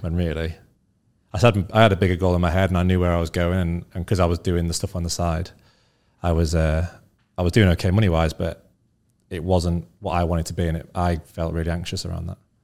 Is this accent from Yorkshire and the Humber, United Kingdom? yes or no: yes; Scunthorpe, Yorkshire and the Humber, United Kingdom; also born or lived in North Leeds; I grew up in uh, a town called Scunthorpe, which is about an hour from Leeds